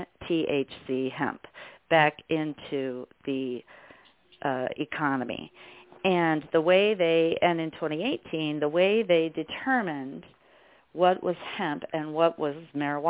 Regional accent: Colorado, United States; growing up in Colorado

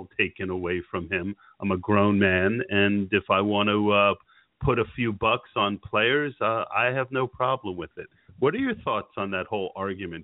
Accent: New Jersey, United States; also born or lived in eastern Pennsylvania; now in Pennsylvania, United States; I grew up in New Jersey, actually, and I live in eastern Pennsylvania

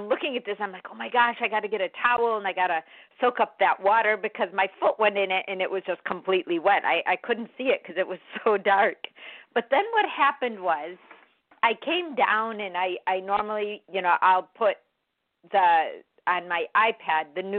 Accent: Chicago, Illinois, United States; moved away; I'm from Chicago

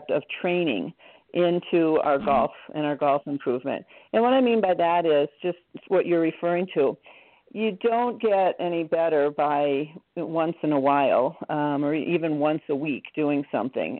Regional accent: Wisconsin, United States; I grew up in Wisconsin

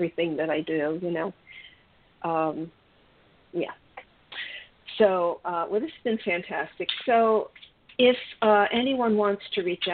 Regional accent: Maryland, United States; moved away as an adult; now in South Florida, United States; I'm originally from the Mideast, so from Maryland. So I lived in the cold for 47 years.

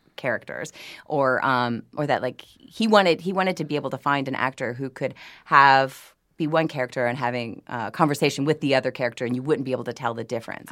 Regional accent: New Orleans, Louisiana, United States; I'm from New Orleans

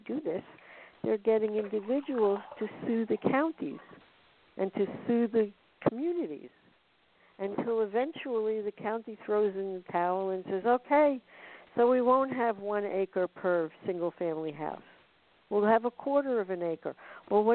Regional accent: United States; I'm an American

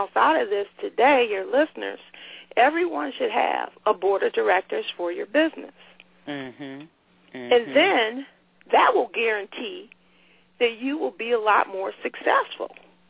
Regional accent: Cleveland, Ohio, United States; I grew up in Cleveland.

